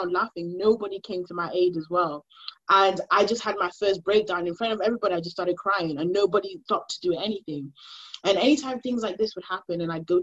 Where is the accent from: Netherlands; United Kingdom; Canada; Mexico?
United Kingdom; Sheffield, Yorkshire and the Humber; moved away as an adult; now in London, United Kingdom; I grew up in Sheffield